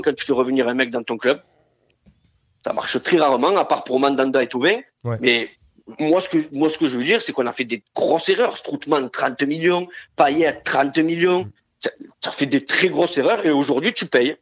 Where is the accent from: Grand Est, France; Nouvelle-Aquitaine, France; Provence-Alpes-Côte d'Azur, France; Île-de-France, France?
Provence-Alpes-Côte d'Azur, France; Marseille; en tant que Marseillais